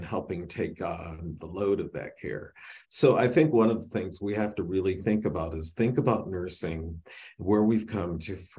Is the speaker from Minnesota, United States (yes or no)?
no; Michigan, United States; I grew up in Michigan